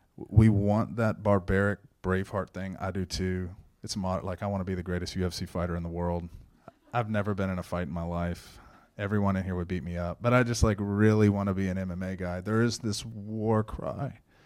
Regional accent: Shenandoah, Texas, United States; I grew up in Shenandoah, born and raised

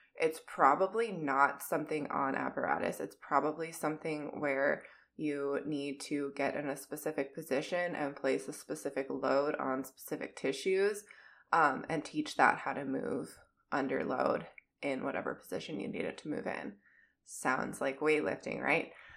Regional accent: Minnesota, United States; accent: Minnesotan; My Minnesotan accent

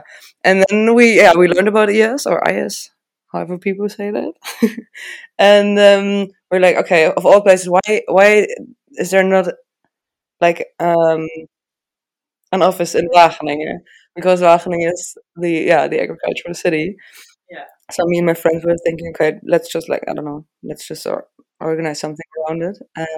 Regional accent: Regensburg, Bavaria, Germany; Regensburg, which is my hometown.

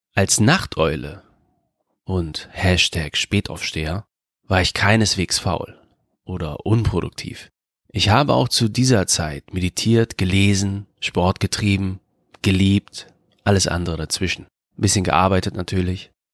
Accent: Germany; in Deutschland, in meiner Heimatstadt.

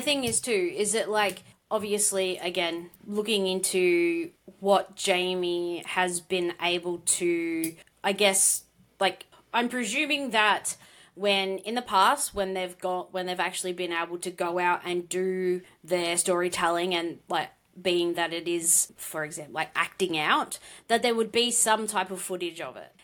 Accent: Australia; accent: Australian; with my Australian accent

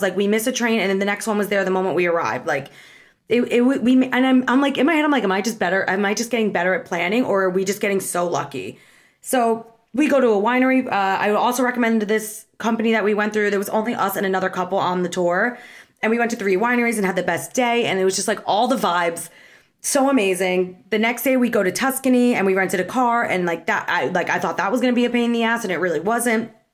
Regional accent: New Jersey, United States; I'm from New Jersey

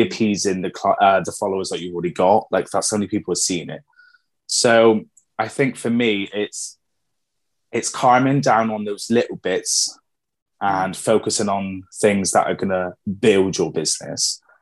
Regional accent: Plymouth, South West England, United Kingdom; moved away as an adult; now in Exeter, United Kingdom; I'm originally from Plymouth. Um, I moved to Exeter.

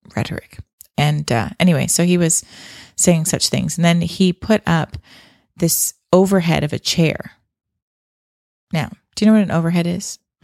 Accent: Canada; I grew up in Canada

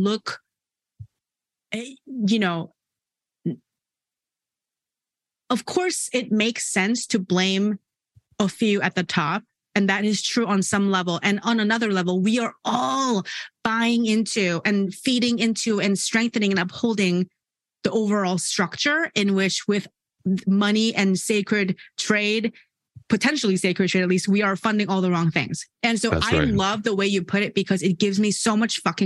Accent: South Korea; I'm from South Korea. I live in South Korea

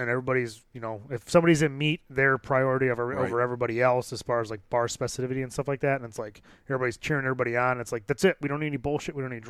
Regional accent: About an hour west of Chicago, Illinois, United States; About an hour west of Chicago.

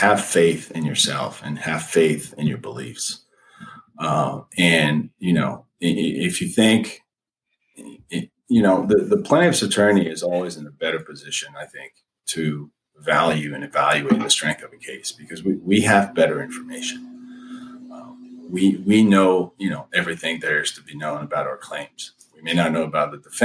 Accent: France; moved away; I'm originally from France

